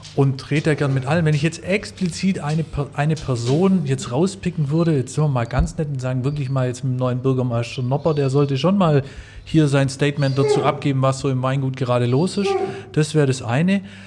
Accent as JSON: {"language": "German", "area": "Upper Swabia", "region": "Baden-Württemberg", "country": "Germany", "moved": "yes", "lives_now": "Stuttgart, Germany", "said": "Meine Heimat ist bei mir immer noch Oberschwaben, wo ich, wo ich herkomme"}